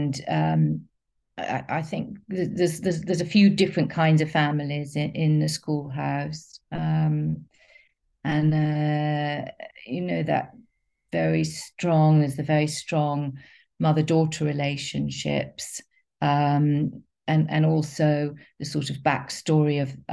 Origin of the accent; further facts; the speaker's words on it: London, United Kingdom; I grew up in North London and East London